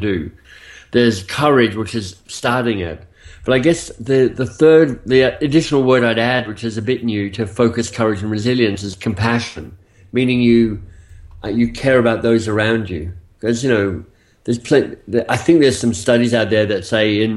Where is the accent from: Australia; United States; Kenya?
Australia; moved away as an adult; also born or lived in Oxford, United Kingdom; So I'm Australian by birth. You'll hear that maybe a bit in my accent for some of you. But I left Australia some 25 years ago, maybe a bit longer now